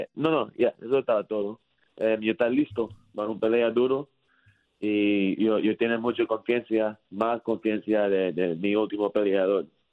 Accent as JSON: {"language": "Spanish", "town": "Miami", "region": "Florida", "country": "United States", "second_language": "Spanish", "said": "yo era de Miami, Florida"}